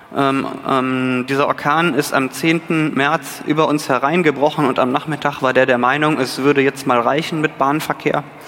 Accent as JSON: {"language": "German", "region": "North Rhine-Westphalia", "country": "Germany", "said": "Ich bin Rheinländer"}